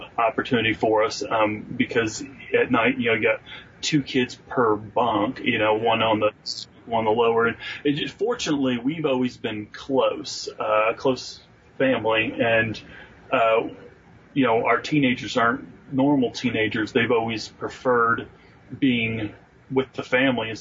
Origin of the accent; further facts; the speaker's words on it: northern Ohio, United States; moved away; So I'm a Yankee. I grew up in Ohio, northern Ohio at that.